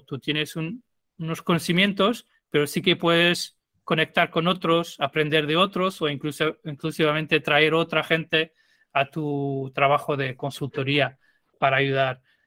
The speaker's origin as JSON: {"language": "Spanish", "region": "Lisbon", "country": "Portugal", "tie": "born or raised there", "second_language": "Spanish", "moved": "as an adult", "lives_now": "Madrid, Spain", "said": "yo soy de Lisboa y viví en Lisboa hasta terminar la universidad pero vivo en, em, España, en Madrid, hace 12 años más o menos"}